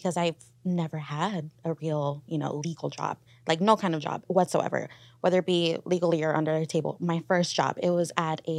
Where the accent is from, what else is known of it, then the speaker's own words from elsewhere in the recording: Mexico; now in California, United States; And especially because I'm Mexican and in Californ